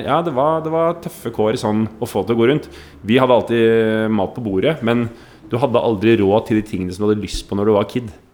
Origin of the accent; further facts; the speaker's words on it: Oslo, Norway; Vokste opp eh, arbeiderklassefamilie. Bodde i generasjonsbolig på Nordstrand.